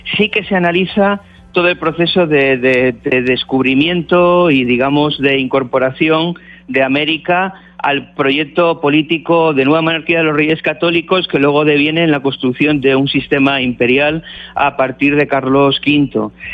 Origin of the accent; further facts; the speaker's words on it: Cantabria, Spain; Yo, yo soy cántabro